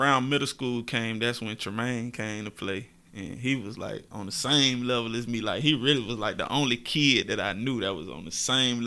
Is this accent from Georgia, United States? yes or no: yes; Augusta, Georgia, United States; born or raised there